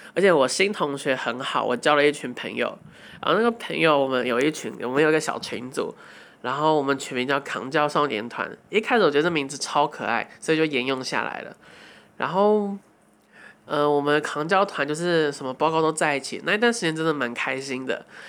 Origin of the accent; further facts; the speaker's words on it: Hsinchu, Taiwan; 因为我们要刚好出生在台湾，然后刚好出生在新竹